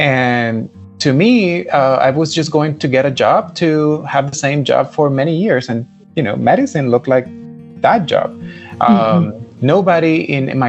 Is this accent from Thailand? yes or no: no; Puerto Rico; moved away as an adult; I am Puerto Rican, and I lived there all my life until I was 18.